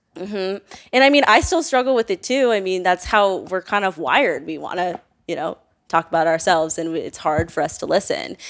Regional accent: Northern Virginia, United States; I grew up in Northern Virginia

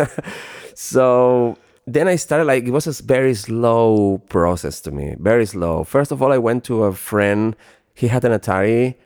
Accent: Barcelona, Catalonia, Spain; moved away as an adult; also born or lived in Ibiza / Los Angeles; Barcelona uh, is my hometown

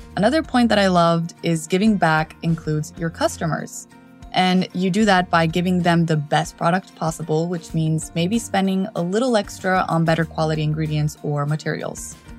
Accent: Mexico; English is a second language; Growing up in Mexico and crossing the border to study in the States

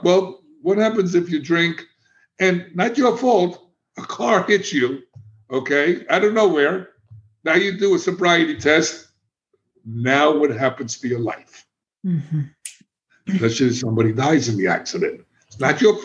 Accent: New York City, New York, United States; also born or lived in Miami; now in Florida, United States; I'm a kid from the South Bronx. I'm a street kid. I was in gangs.

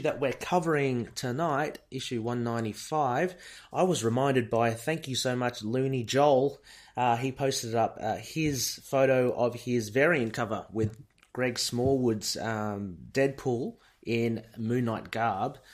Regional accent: Australia; I'm Australian

